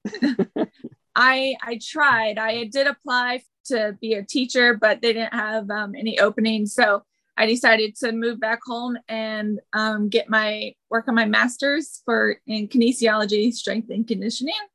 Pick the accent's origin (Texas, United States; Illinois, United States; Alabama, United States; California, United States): California, United States; Lodi; born or raised there; also born or lived in Red Bluff, California; now in Carlsbad, United States